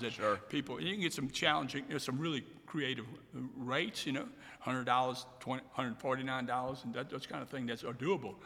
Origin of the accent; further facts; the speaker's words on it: Biloxi, Mississippi, United States; I'm originally from Biloxi, and, and my parents and grandparents came from Croatia